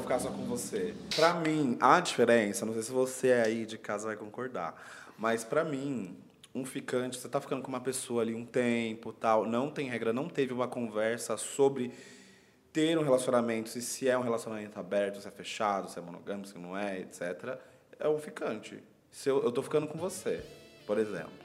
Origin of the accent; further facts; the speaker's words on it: São Paulo, Brazil; Eu sou de São Paulo, já fui pro Rio sem dinheiro